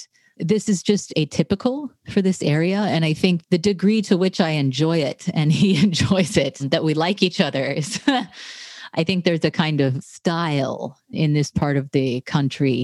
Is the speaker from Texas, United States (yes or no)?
yes; Tarrant County, Texas, United States; moved away as an adult; also born or lived in Boston / Cambridge; we come from Tarrant County in Texas, which is the most reliably red county in Texas